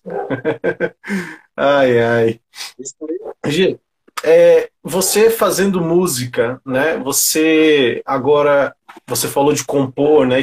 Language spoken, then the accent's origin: Portuguese; São Paulo, Brazil; eu também sou cria do Grajaú, né? Somos cria do Grajaú.